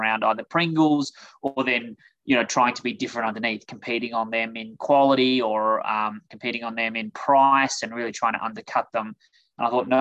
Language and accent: English; Adelaide, South Australia, Australia; moved away as an adult; now in United States; As you can hear, I'm originally from Australia. So grew up in Adelaide, South Australia